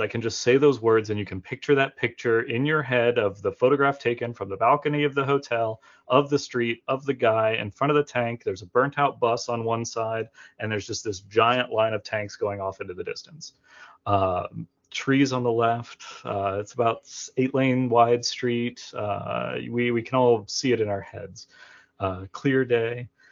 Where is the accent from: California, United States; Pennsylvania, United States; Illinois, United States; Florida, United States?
Florida, United States; now in Montgomery, United States; I'm from Florida and I currently live in Montgomery, Alabama.